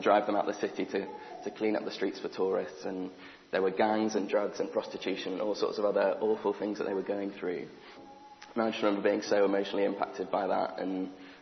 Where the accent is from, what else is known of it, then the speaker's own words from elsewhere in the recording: Guildford, South East England, United Kingdom; So I grew up in Guildford, lived here the first sort of 19 years of my life, went to school here